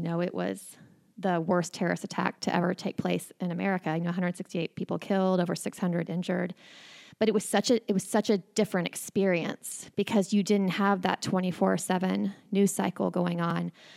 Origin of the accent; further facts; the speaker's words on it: Oklahoma City, Oklahoma, United States; I was born and raised in Oklahoma City